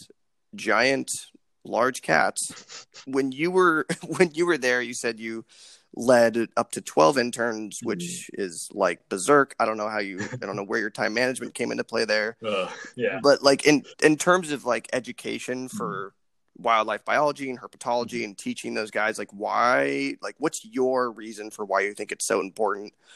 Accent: Arizona, United States; moved away; I'm from Arizona

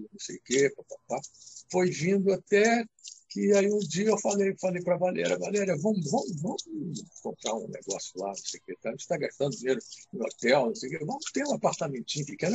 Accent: Rio de Janeiro, Brazil; sou criado, nascido e criado na Muda da Tijuca.

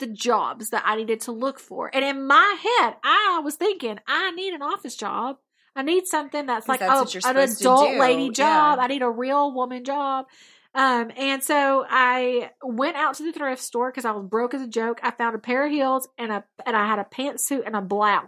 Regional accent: Alabama, United States; I am from Alabama

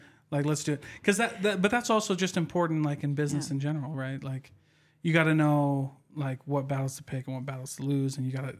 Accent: Iowa, United States; Like, I'm from Iowa, so we heard all of the Utah stuff, right?

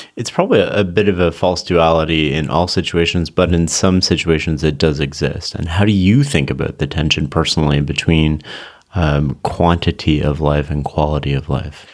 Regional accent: Canada; I come from Canada, so we have more socialized sort of healthcare system

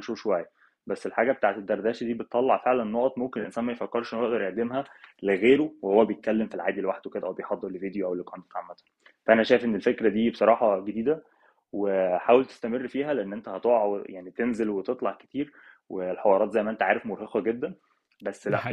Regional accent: Cairo, Cairo Governorate, Egypt; moved away as an adult; now in Hamburg, Germany; انا من القاهره يعني اصلي اهلي من الفيوم بس انا اصلا مولود في القاهره

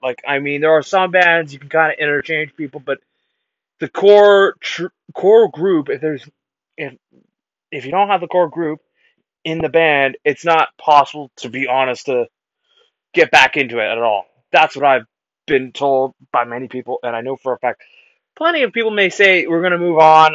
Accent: Canada; I was born Canadian

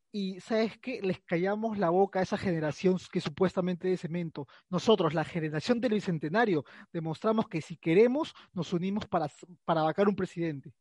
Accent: Peru; los peruanos estábamos metidos mucho en las elecciones

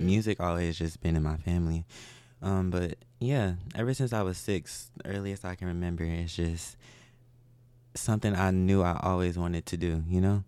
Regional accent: Milwaukee, Wisconsin, United States; moved away as an adult; now in Houston, United States; I was, uh, born in Milwaukee.

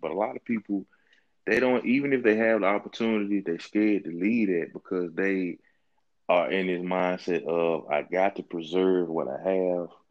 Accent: Mississippi, United States; also born or lived in Florida; I moved away from Mississippi when I was 19, right? Went to school in Florida. My first time living outside of the state.

